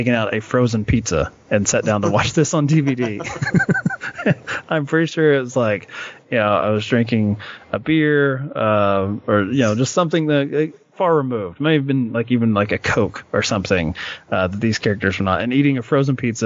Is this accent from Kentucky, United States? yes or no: yes; Kentucky, United States; I'm from Kentucky